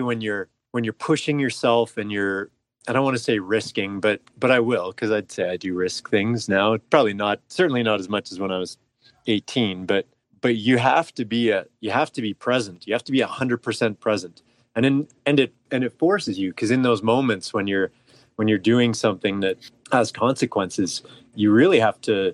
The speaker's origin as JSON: {"language": "English", "town": "Calgary", "region": "Alberta", "country": "Canada", "tie": "born or raised there", "said": "I was born and raised in Calgary."}